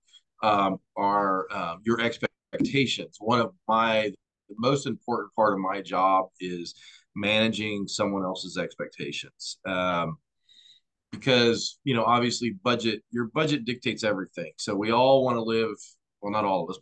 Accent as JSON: {"language": "English", "region": "Missouri", "country": "United States", "tie": "born or raised there", "also_born_or_lived": "Florida", "moved": "as an adult", "said": "I grew up in Missouri, moved away. I joined the Coast Guard out of high school"}